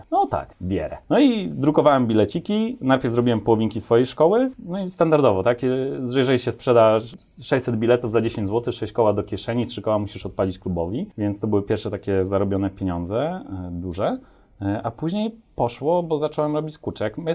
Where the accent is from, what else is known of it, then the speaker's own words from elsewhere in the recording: Topolówka, Lublin Voivodeship, Poland; Ja jestem z Topolówki